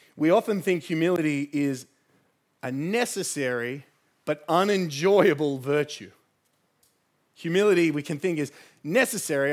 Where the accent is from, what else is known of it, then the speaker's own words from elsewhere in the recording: Sydney, New South Wales, Australia; I grew up in the Shire.